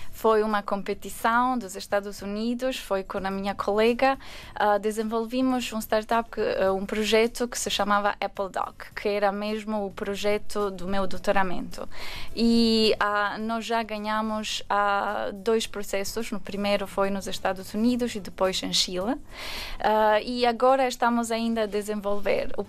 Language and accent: Portuguese; Albania; Portuguese is a second language; now in Portugal; Só um, quando estava na Albânia, a minha avó estava sempre a ouvir as, a ver as telenovelas uh, brasileiras.